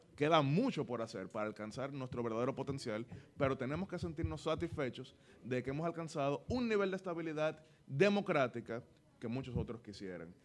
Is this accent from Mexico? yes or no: no; Dominican Republic